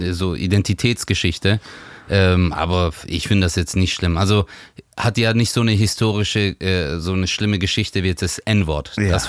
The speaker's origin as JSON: {"language": "German", "town": "Stuttgart", "region": "Baden-Württemberg", "country": "Germany", "tie": "born or raised there", "said": "ich bin aber groß geworden im Stadtteil Zatzenhausen, auch von Stuttgart."}